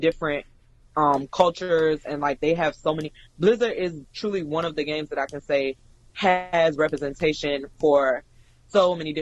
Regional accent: United States; I am American

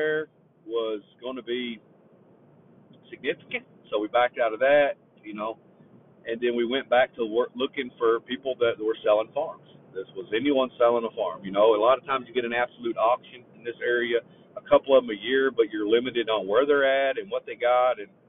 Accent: Raywick, Kentucky, United States; moved away as an adult; I'm from Raywick, Kentucky

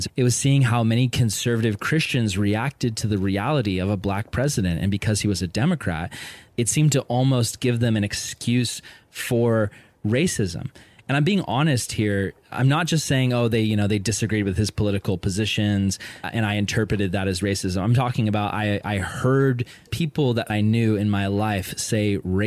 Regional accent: Vista, California, United States; I grew up in Vista, California, which is predominantly white and Hispanic

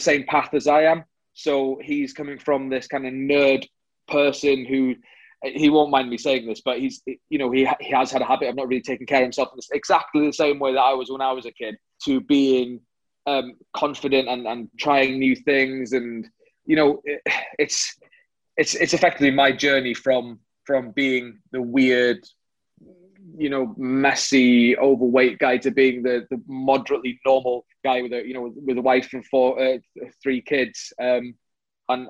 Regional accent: North Wales, United Kingdom; I'm from North Wales

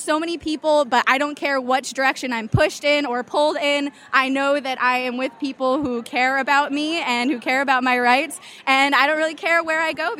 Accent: Rhode Island, United States; I am from Rhode Island, and I am 23 years old.

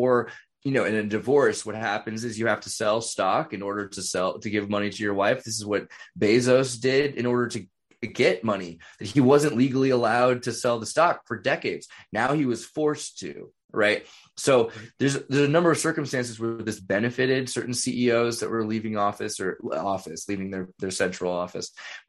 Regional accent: California, United States; So I'm from California. It's not that weird where I'm from.

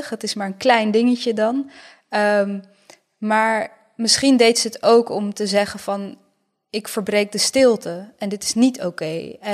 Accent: Bosnia & Herzegovina; now in Netherlands; het is mijn geschiedenis als Bosnische. Maar het is ook mijn geschiedenis als Nederlandse.

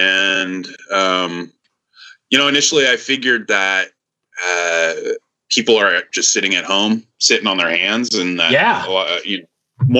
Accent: Northern California, United States; I'm from Northern California

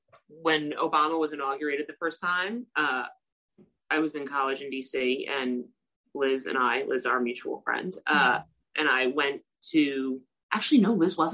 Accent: Ireland; Well, yes, but we weren't celebrating the Jubilee, again, because we're not British.

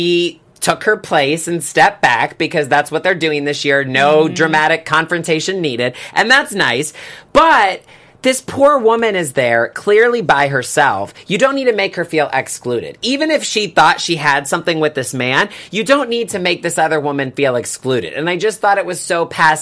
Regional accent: the South, United States; moved away; I grew up in the South.

